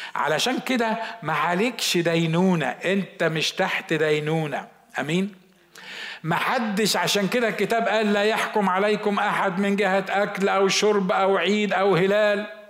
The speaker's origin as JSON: {"language": "Arabic", "country": "Egypt", "said": "عندنا في مصر"}